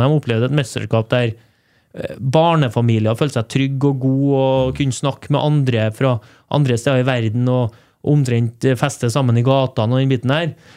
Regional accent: Trondheim, Trøndelag, Norway; moved away as an adult; also born or lived in Stavanger area (Randaberg); now in Stavanger, Norway; jeg og fruen er fra Heimdal, så vi vet at vi skal tilbake til Trondheim

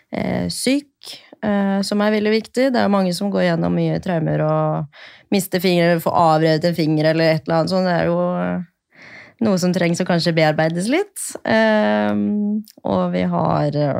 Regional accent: Bærum, Akershus, Norway; moved away as an adult; now in Oslo, Norway; jeg er fra Bærum

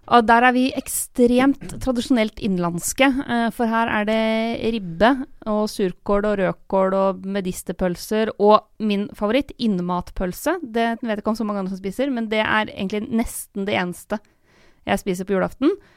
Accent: Lillehammer, Innlandet, Norway; moved away as an adult; now in Oslo, Norway; Jeg har jo bodd i Oslo eh, i ti år nå, eh, og har ingen planer om å flytte tilbake til Lillehammer

